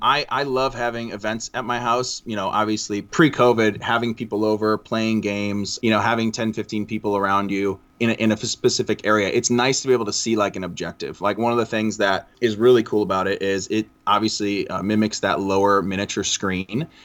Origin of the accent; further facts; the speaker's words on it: Chicago, Illinois, United States; I'm from Chicagoland area